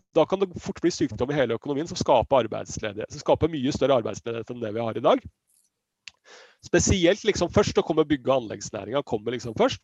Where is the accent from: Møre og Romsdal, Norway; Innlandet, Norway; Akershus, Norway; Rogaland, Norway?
Akershus, Norway; Siggerud; Jeg er jo fra Sigrud